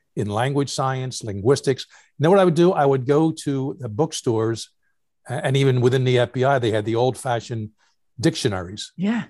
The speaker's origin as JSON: {"language": "English", "town": "Philadelphia", "region": "Pennsylvania", "country": "United States", "tie": "born or raised there", "also_born_or_lived": "New York City", "said": "growing up in Philly"}